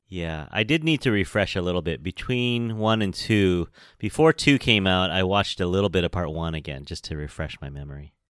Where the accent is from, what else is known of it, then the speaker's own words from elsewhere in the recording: San Francisco, California, United States; I'm from San Francisco, California. I am a Chinese American born here in San Francisco